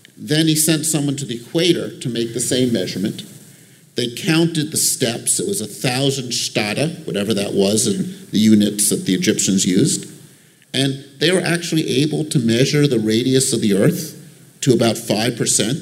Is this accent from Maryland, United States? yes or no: no; Long Island, New York, United States; I grew up on Long Island.